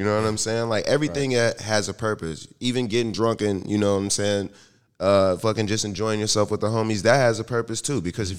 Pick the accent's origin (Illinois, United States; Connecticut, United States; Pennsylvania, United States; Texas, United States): Pennsylvania, United States; Pittsburgh; we're from Pittsburgh though.